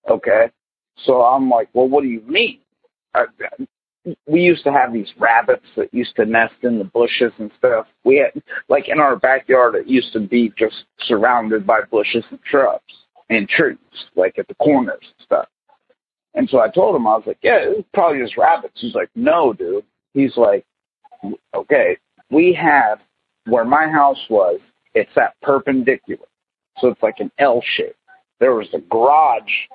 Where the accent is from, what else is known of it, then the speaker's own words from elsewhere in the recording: New Philadelphia, Ohio, United States; The name of my town is New Philadelphia, Ohio, but it is a small town.